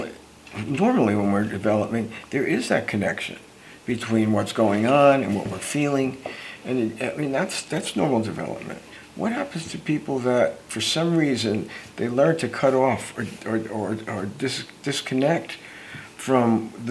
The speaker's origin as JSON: {"language": "English", "town": "Newark", "region": "New Jersey", "country": "United States", "moved": "as an adult", "lives_now": "California, United States", "said": "here I come to California from Newark, New Jersey area"}